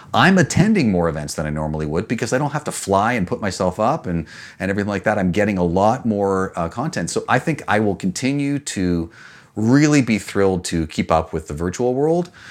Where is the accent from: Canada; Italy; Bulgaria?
Canada; also born or lived in New York